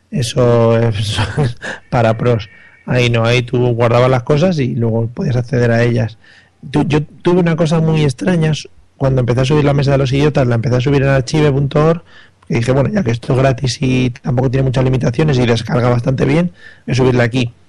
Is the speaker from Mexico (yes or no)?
no; Spain